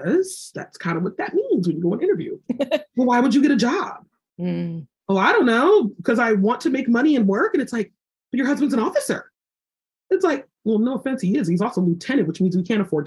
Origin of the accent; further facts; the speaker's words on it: Los Angeles, California, United States; moved away as an adult; also born or lived in South Carolina; I'm from Los Angeles.